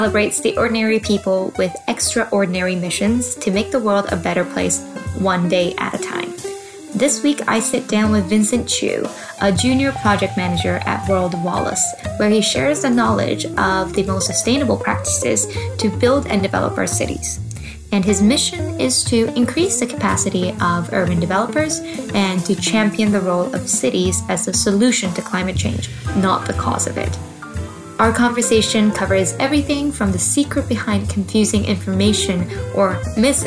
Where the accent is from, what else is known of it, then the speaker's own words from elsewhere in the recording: Vancouver, British Columbia, Canada; now in Bristol, United Kingdom; I am also from that same city